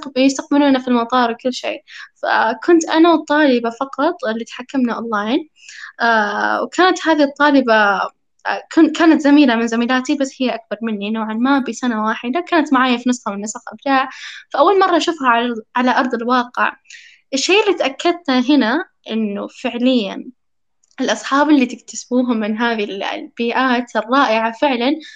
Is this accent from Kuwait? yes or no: no; Saudi Arabia; أنا سعودية